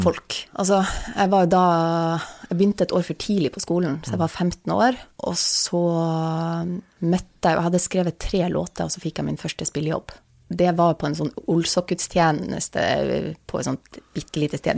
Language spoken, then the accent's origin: Norwegian; Vesterålen, Nordland, Norway; jeg kommer fra Vesterålen, og det er liksom fem kommuner